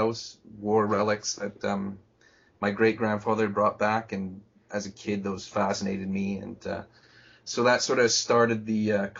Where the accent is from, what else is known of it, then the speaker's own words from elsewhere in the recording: Canada; moved away as an adult; also born or lived in Japan; I'm a Canadian citizen at present time.